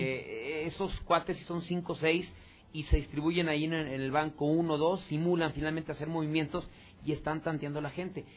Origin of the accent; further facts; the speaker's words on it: Mexico; also born or lived in Aguascalientes; como mexicano